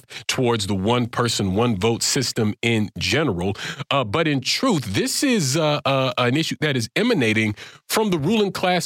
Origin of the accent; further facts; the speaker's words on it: Florida, United States; in Florida, my home state